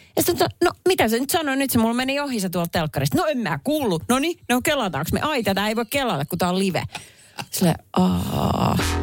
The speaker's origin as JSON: {"language": "Finnish", "town": "Perniö", "region": "Southwest Finland", "country": "Finland", "tie": "born or raised there", "moved": "yes", "said": "tuolla mun kotiseudulla Varsinais-Suomen Perniössä"}